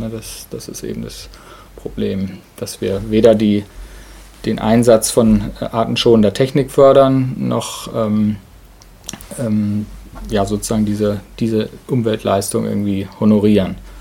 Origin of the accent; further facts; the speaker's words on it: Ruhr area, North Rhine-Westphalia, Germany; moved away as an adult; now in Dannenberg, Germany; Ich komme eigentlich aus dem Ruhrgebiet, sozusagen das krasse Gegenteil von hier.